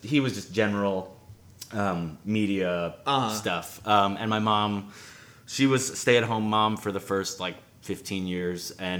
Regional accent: Long Island, New York, United States; No, in Long Island. So it was like a 45-minute drive, hour train ride into the city.

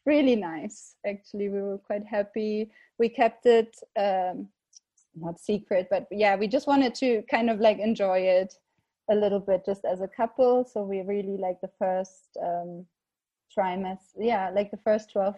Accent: Berlin, Germany; moved away as an adult; also born or lived in Prague, Czech Republic / Jeseník Mountains, Czech Republic; now in Czech Republic; I'm originally from Berlin, Germany. Now based in the Czech Republic for about 8 years.

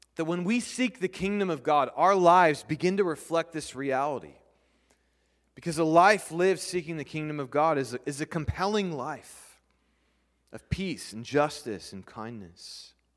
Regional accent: United States; We're not British. We're English, or we're American

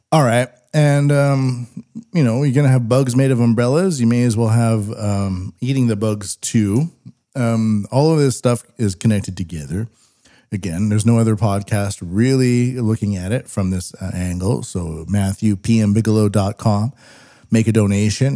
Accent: Western Canada, Canada; I'm Western Canadian

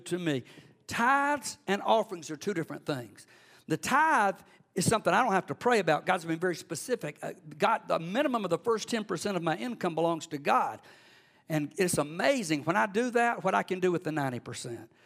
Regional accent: Cordele, Georgia, United States; also born or lived in Athens, Georgia; I grew up in Cordill in South Georgia

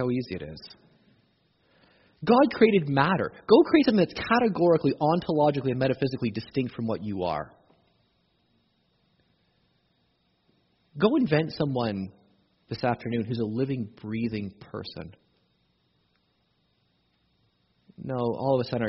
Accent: Canada; we're Canadian

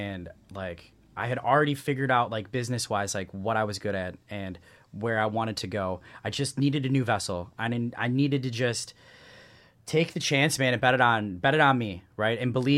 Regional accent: Midwest, United States; You know, growing up in the Midwest, you don't have that ionization from the saltwater.

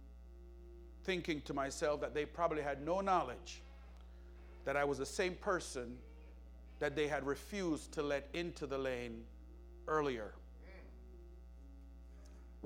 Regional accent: Jamaica; where I was growing up in Jamaica

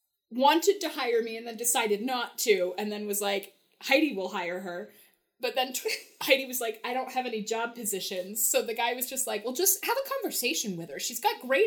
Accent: Vermont, Southern Virginia, United States; raised there. But the formative teenage where I became me was in Southern Virginia

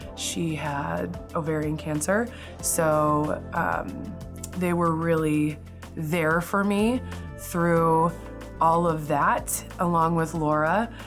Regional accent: Hastings, Nebraska, United States; I grew up in Hastings, Nebraska

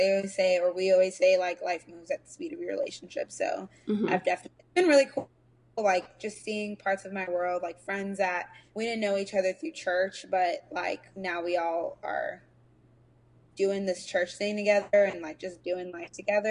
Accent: Nigeria; I grew up like in the church, and I'm Nigerian, so I grew up in a Nigerian church

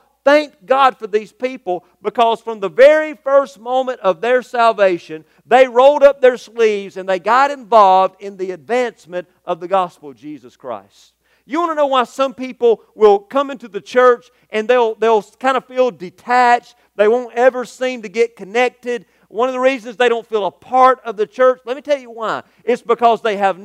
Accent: United States; the social construct that I'm accustomed to here as an American

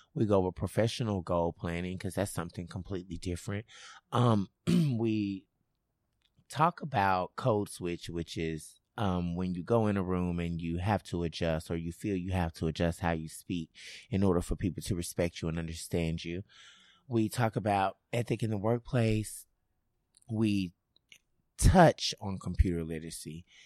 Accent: Memphis, Tennessee, United States; I'm originally from Memphis.

